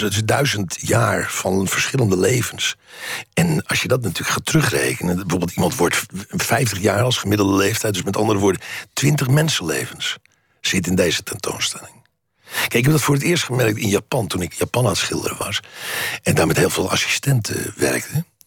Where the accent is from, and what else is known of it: Netherlands